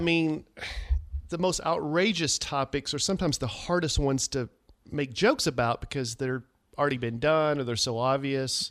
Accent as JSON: {"language": "English", "country": "United States", "tie": "born or raised there", "said": "my hometown for the Wilson County Livestock Association"}